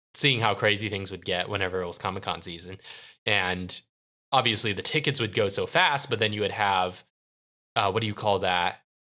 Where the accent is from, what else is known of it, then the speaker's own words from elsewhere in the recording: San Diego, California, United States; despite growing up in San Diego